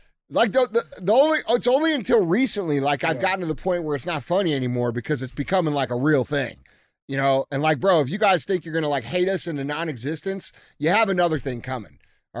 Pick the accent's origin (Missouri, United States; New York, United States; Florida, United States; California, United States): Missouri, United States; St. Louis; We're from St. Louis, man. It's got to be Provel.